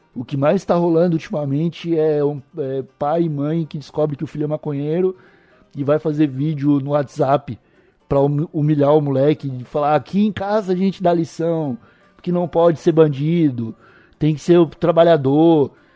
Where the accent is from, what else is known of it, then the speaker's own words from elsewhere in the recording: Palhoça, Santa Catarina, Brazil; also born or lived in Santo Amaro da Imperatriz / São Paulo; nasci em Santo Amaro, mas sou palhocense desde o primeiro ano de vida. Morei no, cresci no Alto Aririú